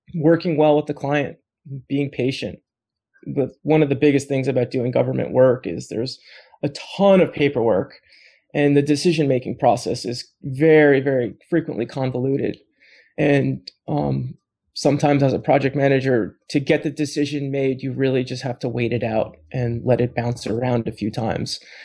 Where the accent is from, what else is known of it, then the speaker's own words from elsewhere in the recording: East Coast, United States; moved away as an adult; now in Portland, United States; I grew up on the East Coast